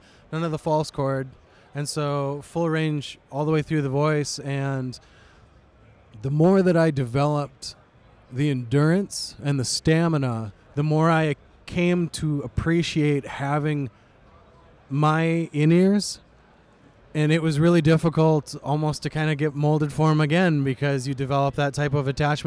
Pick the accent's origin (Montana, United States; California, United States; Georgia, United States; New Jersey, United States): Montana, United States; I grew up in Montana